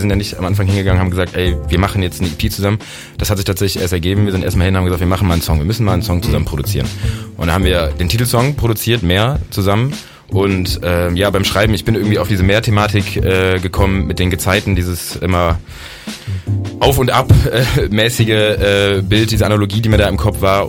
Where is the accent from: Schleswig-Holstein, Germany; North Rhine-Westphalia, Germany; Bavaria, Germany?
North Rhine-Westphalia, Germany; Bergisches Land; moved away as an adult; now in Bonn, Germany; ich bin aus dem Bergischen Land äh, vor mittlerweile acht Jahren hier angereist